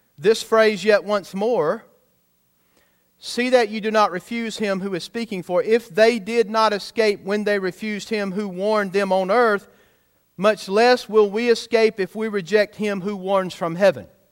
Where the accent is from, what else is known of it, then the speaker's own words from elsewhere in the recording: United States; I'm American-born